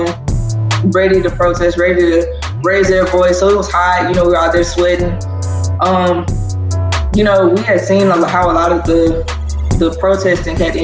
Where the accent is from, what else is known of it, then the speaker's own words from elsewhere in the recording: Zachary, Louisiana, United States; Growing up in Louisiana